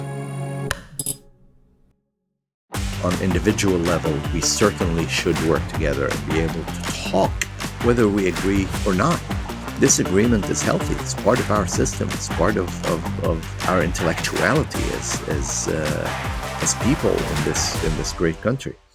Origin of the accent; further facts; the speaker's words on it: Beirut, Beirut Governorate, Lebanon; moved away as an adult; also born or lived in Virginia, United States; now in United States; I was born and raised in Beirut, Lebanon. I m, immigrated at the age of nineteen